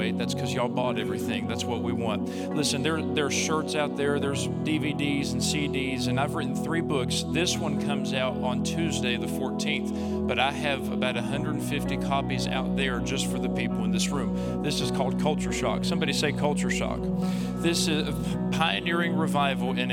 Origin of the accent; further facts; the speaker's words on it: Mullins, West Virginia, United States; also born or lived in Bradshaw, West Virginia; I am from Mullins, West Virginia.